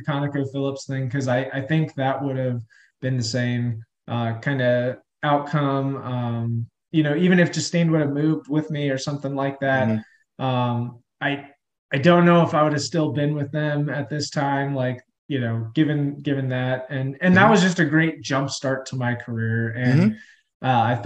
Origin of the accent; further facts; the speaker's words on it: Albuquerque, New Mexico, United States; I'm still here in the Albuquerque, New Mexico area. I did leave for a little bit early in my career, but this is where I grew up